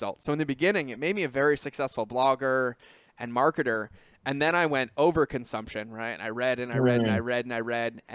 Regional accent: Massachusetts, United States; I grew up in Massachusetts.

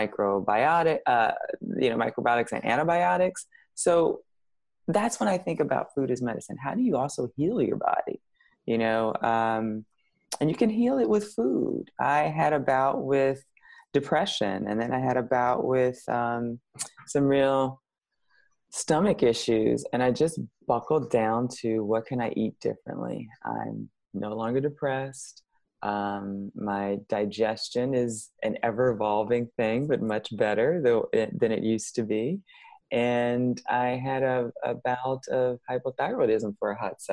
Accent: Chicago, Illinois, United States; I'm from Chicago.

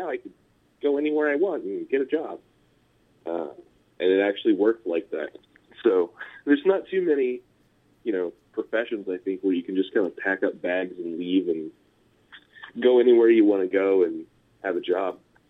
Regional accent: Elkhart, Indiana, United States; also born or lived in Brighton, England; now in San Francisco, United States; So I actually grew up in a little tiny armpit town called Elkhart in Indiana, which is probably about 40 minutes south or so.

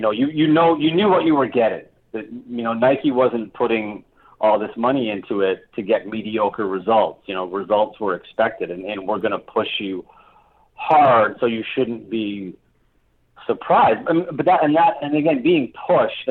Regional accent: Hamilton, Ontario, Canada; I grew up in Hamilton

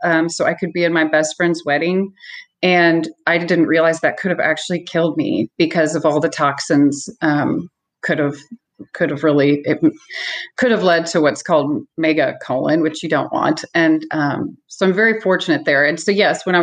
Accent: Columbia, Missouri, United States; I'm from Columbia, Missouri.

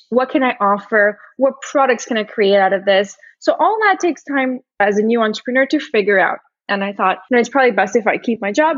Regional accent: Brazil; moved away; I originally I'm from Brazil. I grew up, I was raised and grew up in Brazil.

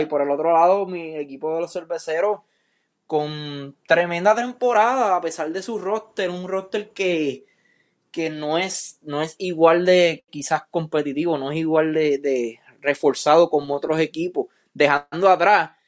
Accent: Puerto Rico; como puertorriqueño

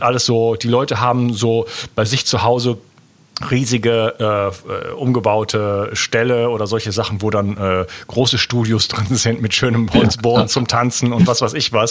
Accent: Germany; moved away as an adult; now in Spain; Also ich bin in der Stadt aufgewachsen in Deutschland und bin dann ausgewandert nach Spanien

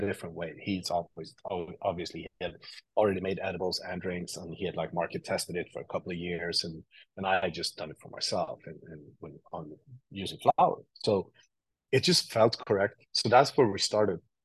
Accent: Sweden; moved away as an adult; now in New York, United States; I grew up in Sweden, uh, and I and I moved to New York like ten years ago, eleven years ago

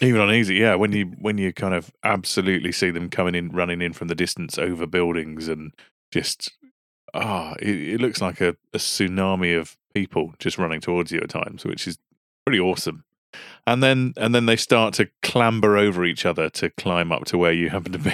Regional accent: United Kingdom; We're British.

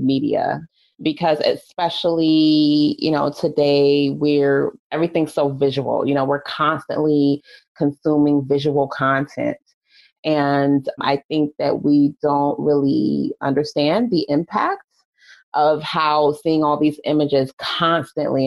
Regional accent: United States; as an American culture

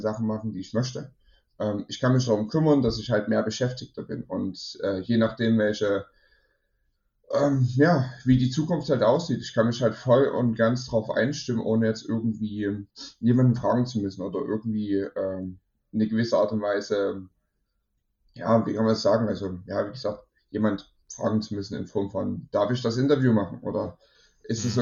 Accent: Germany; ich komme aus Deutschland

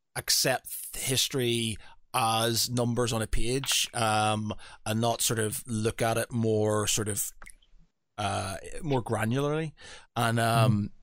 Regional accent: Northern Ireland, United Kingdom; I come from Northern Ireland

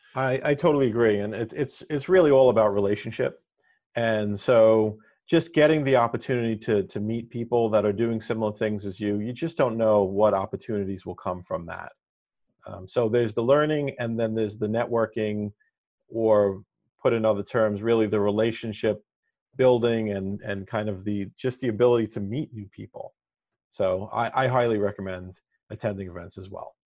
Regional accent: New York City, New York, United States; I'm from Staten Island, New York, and I attended a pre-engineering high school

